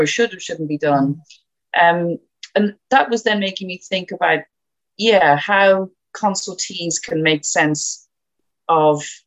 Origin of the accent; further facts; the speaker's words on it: Ireland; moved away; I'm Irish